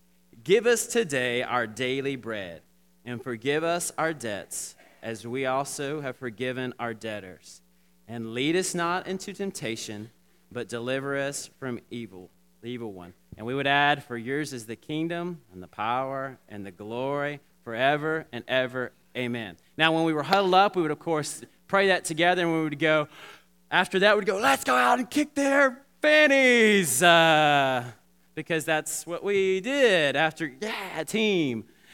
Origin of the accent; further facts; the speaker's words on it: Alabama, United States; Now, growing up in Alabama, a little town in Alabama, back in the day, we would always, when we were playing sports, we would pray a prayer before we played sport.